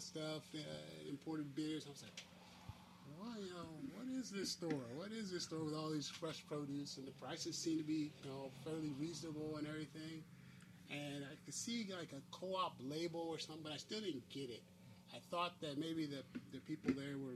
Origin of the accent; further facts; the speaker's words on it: Long Beach, California, United States; I'm from Long Beach here. I'm from the Rose Park area.